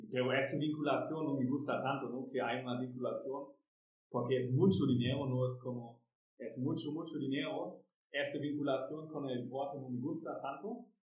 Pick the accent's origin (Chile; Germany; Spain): Germany; Spanish is a second language; moved away as an adult; now in Xalapa, Mexico